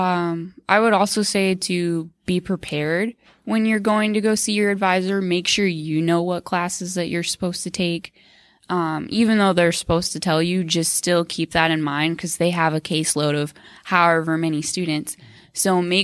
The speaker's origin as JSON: {"language": "English", "region": "Arizona", "country": "United States", "moved": "as an adult", "said": "I'm from Arizona, so I came 1,200 miles away"}